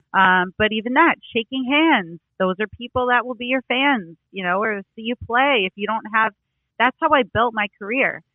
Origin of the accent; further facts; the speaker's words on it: New York, United States; growing up in New York